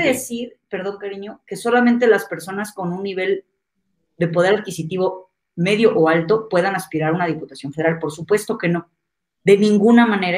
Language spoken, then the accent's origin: Spanish; Toluca, State of Mexico, Mexico; moved away as an adult; also born or lived in Campeche / Michoacán; now in Mexico City, Mexico; Yo nací en Toluca, en el Estado de México